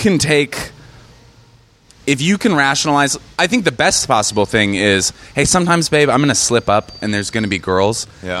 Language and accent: English; Seattle, Washington, United States; moved away as an adult; also born or lived in New York; now in Los Angeles, United States; I come from Seattle.